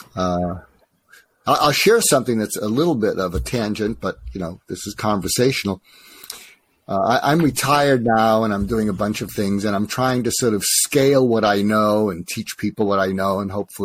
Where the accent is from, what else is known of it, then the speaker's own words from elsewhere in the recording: outside of Boston, Massachusetts, United States; moved away as an adult; also born or lived in Topeka, Kansas / Los Angeles; I grew up outside of Boston